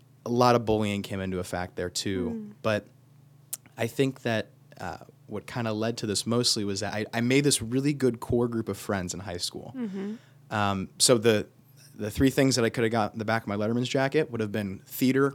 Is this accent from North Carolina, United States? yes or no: no; Copley, Ohio, United States; I'm a pretty local family